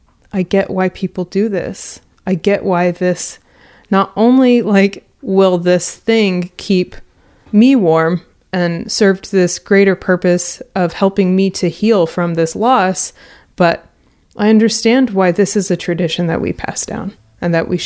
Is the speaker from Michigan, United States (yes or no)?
no; Houston, Texas, United States; Because we are from Houston, there were tons and tons of fabric stores, and they were all really spread out.